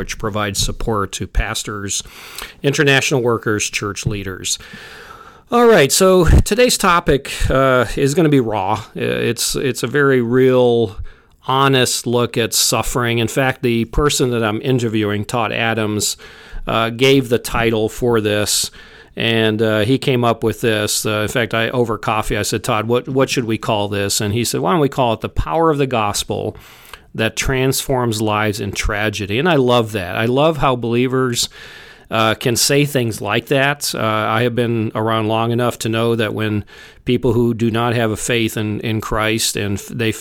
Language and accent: English; Papua, Indonesia; the same part where I grew up in Papua